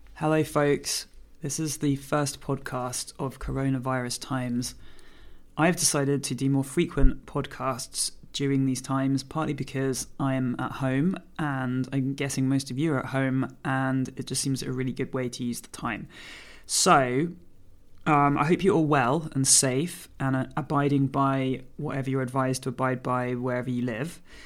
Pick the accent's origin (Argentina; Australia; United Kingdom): United Kingdom; now in Jersey; I'm a British force-free gun dog trainer